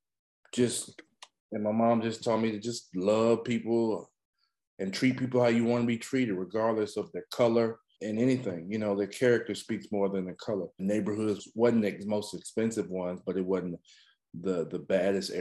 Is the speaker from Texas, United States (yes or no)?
yes; East Texas, United States; also born or lived in Carthage, Texas / Center, Texas; I grew up in Texas. I moved around a lot because my mom was coaching basketball